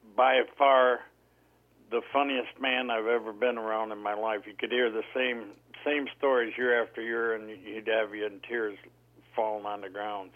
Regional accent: Detroit, Michigan, United States; I grew up in Detroit

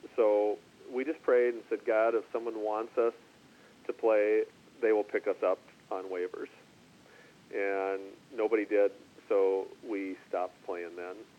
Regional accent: Minnesota, United States; a fellow Minnesotan

